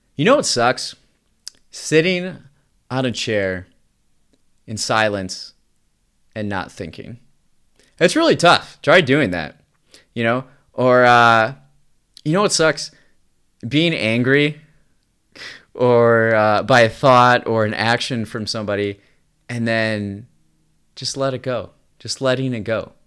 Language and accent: English; United States; I'm just an American man living an experiencing life in the twenty-first century.